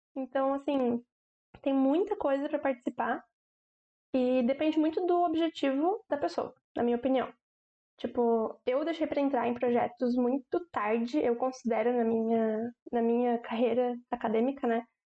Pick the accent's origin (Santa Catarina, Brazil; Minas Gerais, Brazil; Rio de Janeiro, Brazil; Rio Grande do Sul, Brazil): Santa Catarina, Brazil; Joinville; Eu sou de Joinville mesmo